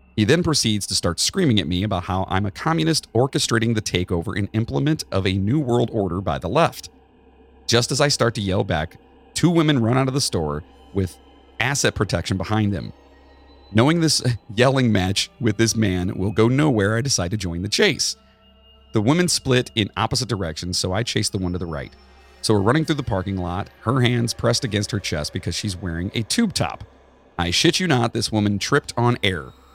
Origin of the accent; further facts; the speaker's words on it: Charleston, West Virginia, United States; I was born in Charleston